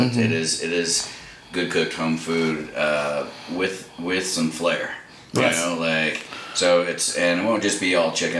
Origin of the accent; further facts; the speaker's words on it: Albuquerque, New Mexico, United States; moved away as an adult; also born or lived in San Francisco Bay Area; I was born and raised in Albuquerque.